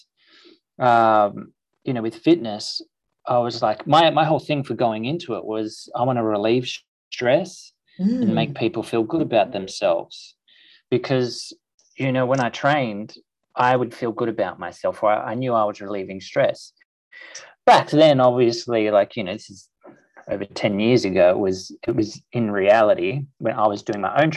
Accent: Sydney, New South Wales, Australia; also born or lived in Byron Bay; So I grew up in Paddington in Sydney.

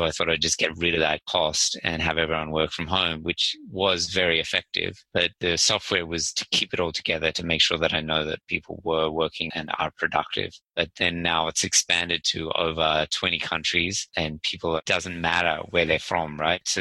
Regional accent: Sydney, New South Wales, Australia; I'm actually from Sydney

